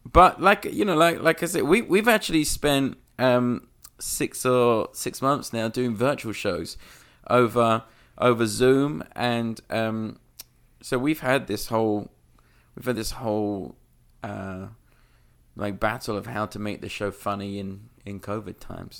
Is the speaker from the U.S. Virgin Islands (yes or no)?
no; London, United Kingdom; moved away; I, I grew up in London